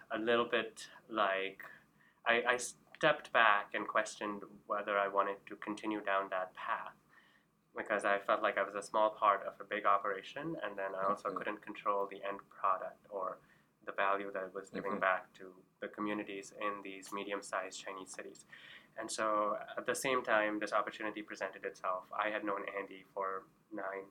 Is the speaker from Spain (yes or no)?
no; Karachi, Sindh, Pakistan; moved away; I grew up in Karachi, Pakistan, and we traveled a lot.